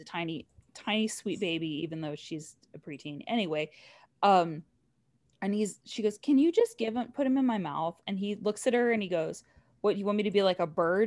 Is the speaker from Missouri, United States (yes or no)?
no; Southern California, United States; now in Texas, United States; I grew up in Southern California